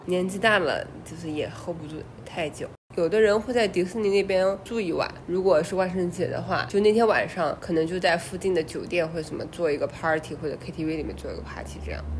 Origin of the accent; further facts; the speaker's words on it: China; 作为我们中国人